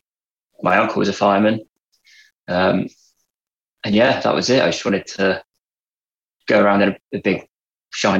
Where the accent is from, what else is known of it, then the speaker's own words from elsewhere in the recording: Dorchester, South West England, United Kingdom; moved away as an adult; now in Lancashire, United Kingdom; this is not a Lancashire accent. I'm from Dorset originally